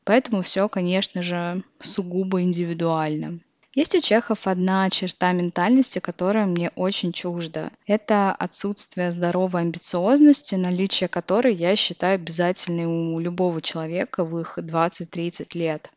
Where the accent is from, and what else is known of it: Russia; now in Czech Republic